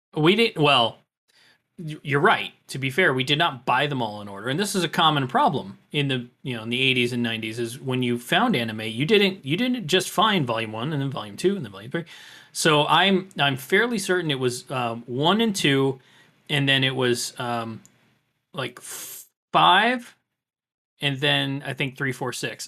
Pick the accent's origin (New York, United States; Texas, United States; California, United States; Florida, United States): Florida, United States; growing up in Florida